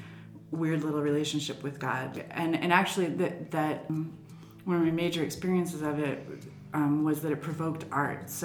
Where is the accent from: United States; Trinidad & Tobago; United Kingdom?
United States; Michigan; also born or lived in Ann Arbor, Michigan; we were in a very small town in Michigan